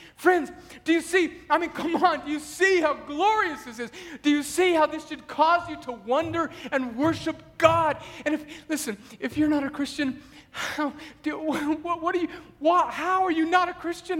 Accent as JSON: {"language": "English", "country": "United States", "said": "we as rugged American individuals"}